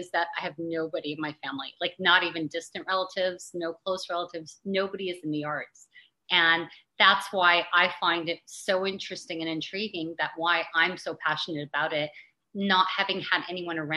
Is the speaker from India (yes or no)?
no; Toronto, Ontario, Canada; also born or lived in Beirut; I was born in Beirut. and you know it was a very volatile area um, but when i was eight months old my parents decided to move to north america and moved here to toronto and so i grew up here